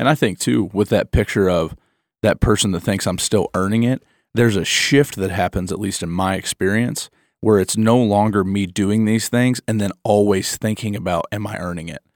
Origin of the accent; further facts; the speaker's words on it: Michigan, United States; I'm a Midwestern. I'm from Michigan